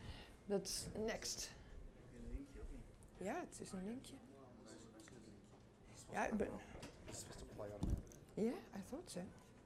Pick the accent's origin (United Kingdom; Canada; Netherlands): Netherlands; English is a second language